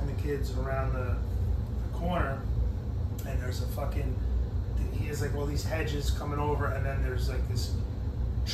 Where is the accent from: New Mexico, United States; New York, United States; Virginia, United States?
New York, United States; when we grew up in New York, there was a... We grew up in these apartment, like, condo, like, co-ops